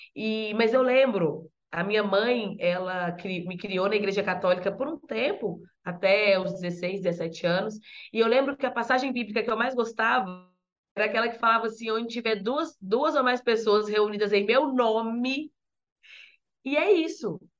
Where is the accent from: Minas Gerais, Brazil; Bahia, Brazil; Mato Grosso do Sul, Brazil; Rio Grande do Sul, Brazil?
Minas Gerais, Brazil; Belo Horizonte; moved away as an adult; now in São Paulo, Brazil; Tem dez meses que eu me mudei para São Paulo. Eu venho de Minas Gerais, né, de Belo Horizonte